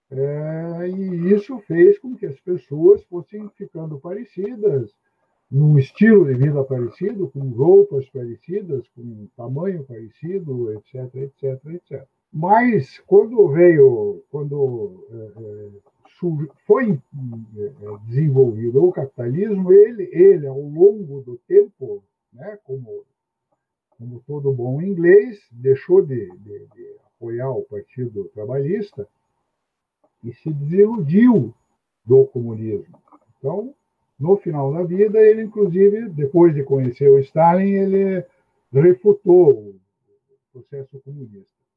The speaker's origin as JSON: {"language": "Portuguese", "town": "Curitiba", "region": "Paraná", "country": "Brazil", "said": "sou de Curitiba."}